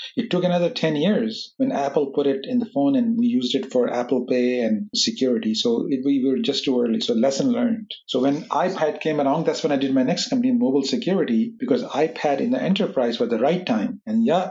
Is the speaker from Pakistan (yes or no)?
yes; Pakistan; moved away; I grew up in Pakistan